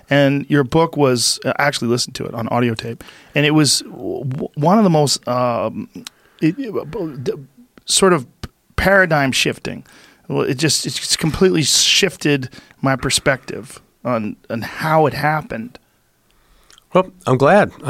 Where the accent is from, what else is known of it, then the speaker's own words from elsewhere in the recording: East Coast, United States; born there; I was born on the East Coast. You, you know you live around cities, seems normal